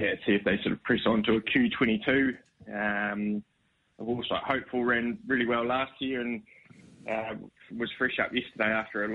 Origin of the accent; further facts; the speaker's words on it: New Zealand; moved away as an adult; now in Brisbane, Australia; I'm obviously from New Zealand, worked for Stephen Marsh over there